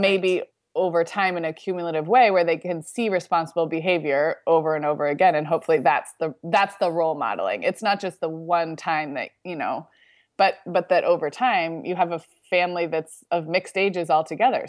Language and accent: English; Santa Barbara, California, United States; moved away as an adult; We just were kind of tourists in my own hometown this week